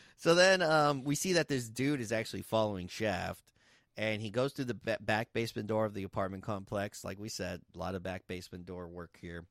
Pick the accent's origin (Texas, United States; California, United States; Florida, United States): Texas, United States; we're from Texas